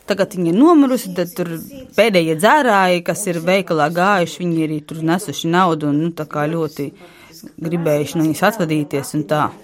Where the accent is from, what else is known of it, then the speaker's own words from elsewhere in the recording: Latvia; Labdien! Mēs esam no Latvijas.